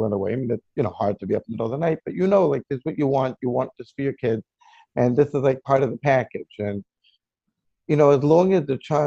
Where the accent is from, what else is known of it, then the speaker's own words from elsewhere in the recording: Lakewood, New Jersey, United States; I actually grew up in Lakewood, New Jersey, and I basically been living here all my life